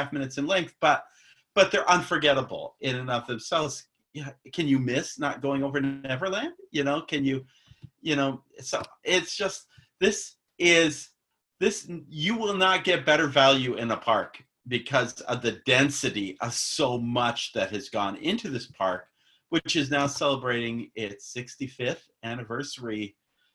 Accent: Phoenix, Arizona, United States; now in Florida, United States; I grew up in Phoenix.

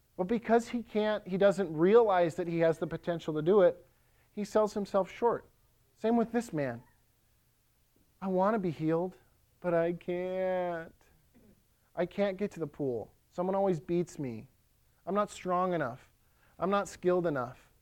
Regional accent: Ellsworth, United States; now in Lakeland, United States; In Ellsworth, my hometown

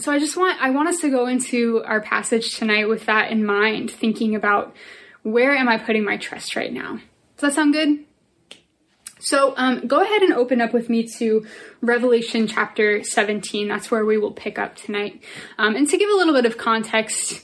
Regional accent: Northern Virginia, United States; I'm from Nova

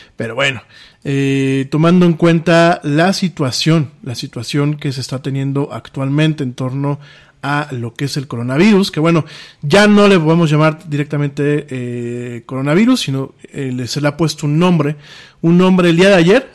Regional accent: Mexico

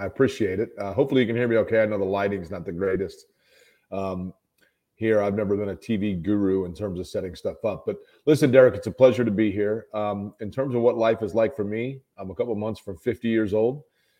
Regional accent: Indianapolis, Indiana, United States; as a kid growing up in Indianapolis

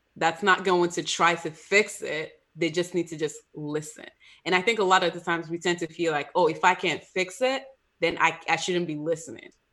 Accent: Nigeria; as a Nigerian, we don't talk about mental health at all

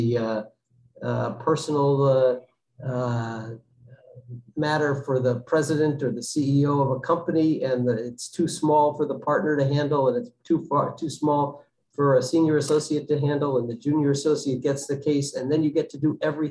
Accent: Connecticut, United States; moved away as an adult; now in Massachusetts, United States; I grew up in Connecticut

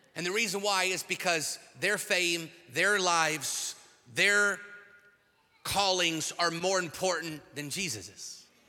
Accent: Washington, United States; now in Texas, United States; my home state of Washington, where I'm from

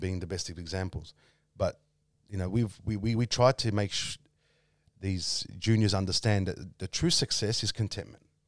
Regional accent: Australia; I was brought up in Camberfield

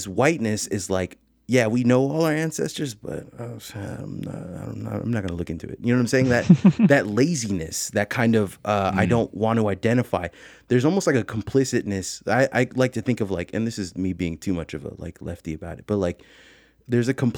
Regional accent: San Francisco, California, United States; I'm from the Bay Area. I'm from like San Francisco

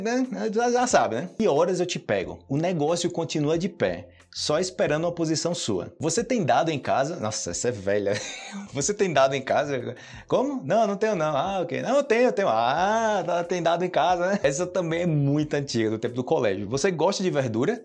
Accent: Brazil; first language Portuguese; como brasileiro

